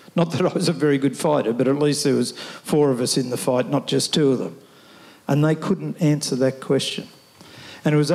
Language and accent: English; Sydney, New South Wales, Australia; I was born at Fairfield, which is western suburb Sydney. My parents were born in Australia, and I was born in Australia.